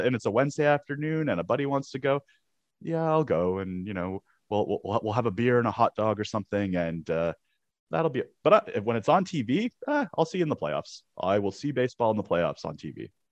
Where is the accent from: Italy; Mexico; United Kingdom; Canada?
Canada; I played ice hockey growing up in Canada